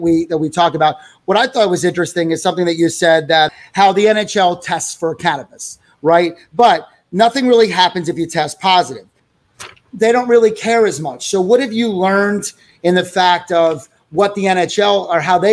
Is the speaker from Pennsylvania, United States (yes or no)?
yes; Philadelphia, Pennsylvania, United States; I'm from Philadelphia